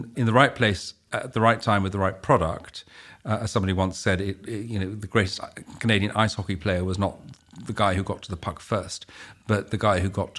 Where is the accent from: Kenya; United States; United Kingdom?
United Kingdom; My sister decided to stay in Holland, and she's very Dutch, I'm very British, apparently.